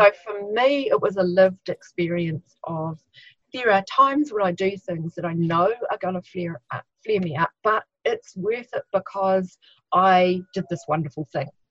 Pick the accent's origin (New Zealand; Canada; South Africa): New Zealand; Christchurch, Canterbury; I'm from Christchurch, New Zealand